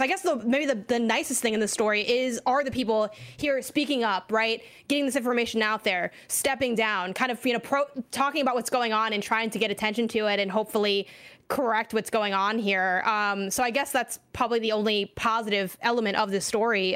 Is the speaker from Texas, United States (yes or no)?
no; Chicago, Illinois, United States; moved away; also born or lived in California; I'm from Chicago, Illinois specifically